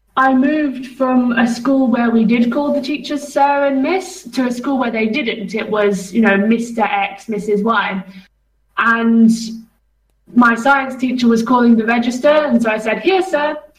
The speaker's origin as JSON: {"language": "English", "region": "England", "country": "United Kingdom", "moved": "yes", "lives_now": "Czech Republic", "said": "as an English person"}